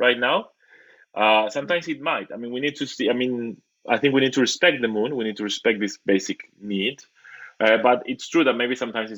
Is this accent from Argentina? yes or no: yes; Argentina; I come from Argentina, where there's a lot of psychoanalysis